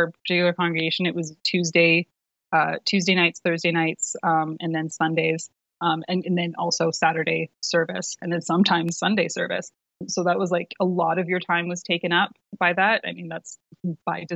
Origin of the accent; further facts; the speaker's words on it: Vancouver, British Columbia, Canada; I was living, I grew up in Vancouver, British Columbia